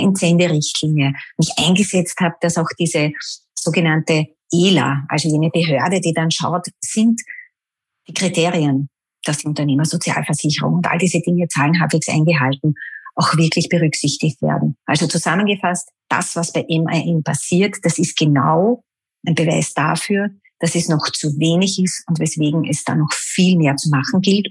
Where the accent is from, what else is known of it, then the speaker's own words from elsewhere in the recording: Vienna, Austria; Ich bin Wienerin durch und durch.